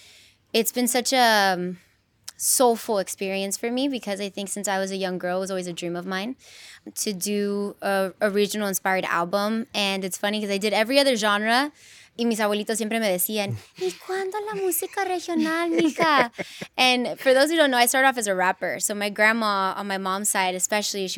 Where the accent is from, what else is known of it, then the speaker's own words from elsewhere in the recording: Inglewood, California, United States; I'm 100% proud to be born and raised in Inglewood and to be from California